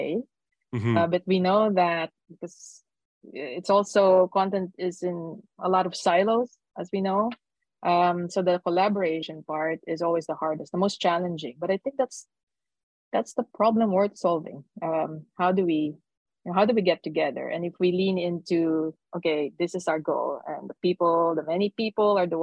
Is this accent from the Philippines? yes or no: yes; Philippines; now in Netherlands; I'm from the Philippines, but I'm living in the Netherlands